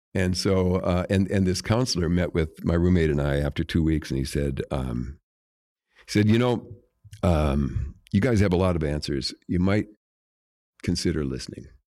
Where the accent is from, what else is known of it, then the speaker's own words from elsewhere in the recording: Jamestown, North Dakota, United States; moved away; I'm from Jamestown, North Dakota